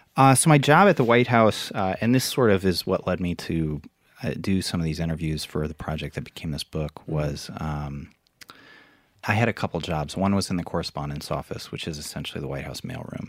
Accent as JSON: {"language": "English", "town": "Iowa City", "region": "Iowa", "country": "United States", "tie": "born or raised there", "said": "I grew up in Iowa, um, in Iowa City, which is, uh, the college town of Iowa"}